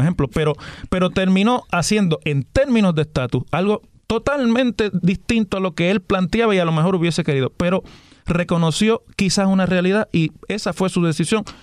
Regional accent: Puerto Rico; Somos puertorriqueños

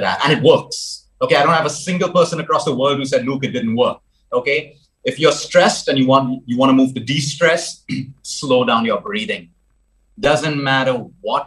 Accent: Goa, India; moved away as an adult; I grew up in Goa. School was in Goa. College was in Goa as well before I moved abroad.

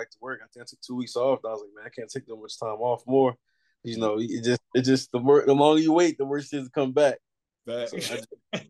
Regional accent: Baltimore, Maryland, United States; moved away as an adult; also born or lived in Montenegro / Turkey / Belgium; growing up in the Baltimore area my whole life

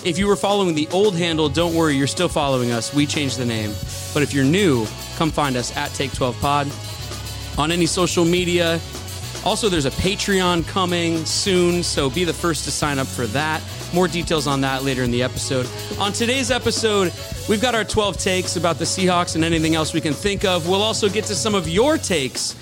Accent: Edmonds, Washington, United States; I'm a guy from Edmonds who used to be on MTV

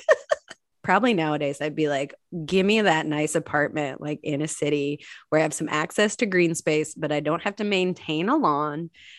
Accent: Ireland; I think Irish accents are the best, probably because I am Irish

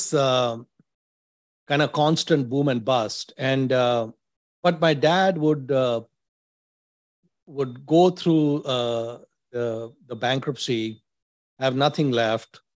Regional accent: Mumbai, Maharashtra, India; moved away as an adult; also born or lived in Delhi, India / Dubai, United Arab Emirates; now in United States; I was born in Bandra in Mumbai, Amchi, Mumbai

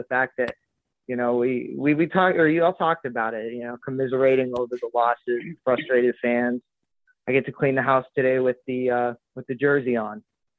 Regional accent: Vermont, United States; I was brought up in Vermont.

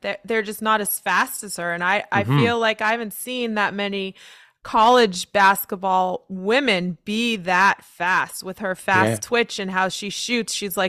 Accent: San Diego, California, United States; I'm from San Diego. I trained a little bit at San Diego State.

